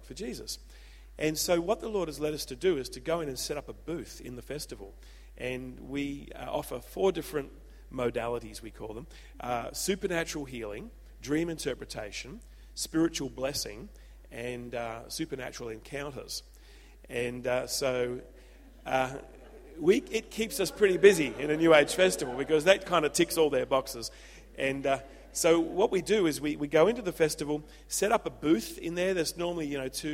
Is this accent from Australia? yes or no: yes; Adelaide, South Australia, Australia; now in Byron Bay, Australia; I'm an old Adelaide boy